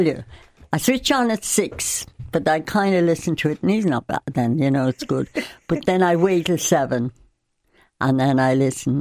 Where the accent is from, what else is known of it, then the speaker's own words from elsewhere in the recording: Cork, Munster, Ireland; moved away; I grew up in Cork.